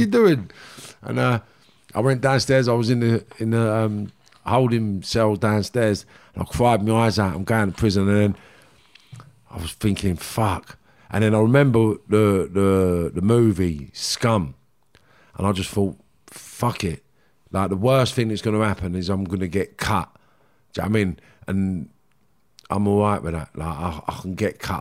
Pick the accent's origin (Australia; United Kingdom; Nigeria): United Kingdom; London; accent: Cockney; I was what you class as a Cockney kid